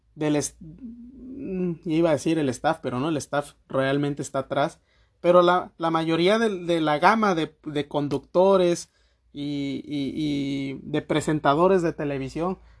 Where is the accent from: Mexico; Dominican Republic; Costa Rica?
Mexico; vivimos nosotros aquí como ciudadanos mexicanos